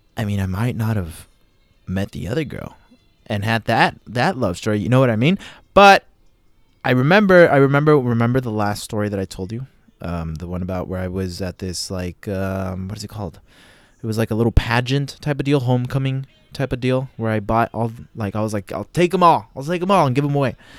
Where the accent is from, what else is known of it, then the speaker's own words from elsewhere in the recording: United States; I'm from the United States of America